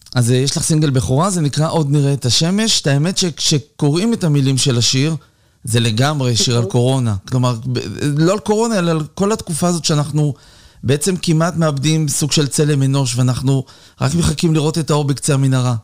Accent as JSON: {"language": "Hebrew", "country": "Israel", "said": "אנחנו ישראלים"}